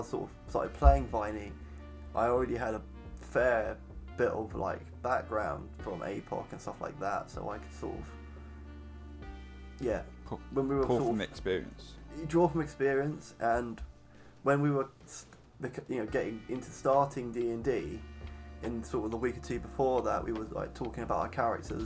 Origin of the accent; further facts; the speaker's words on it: England, United Kingdom; I am an Englishman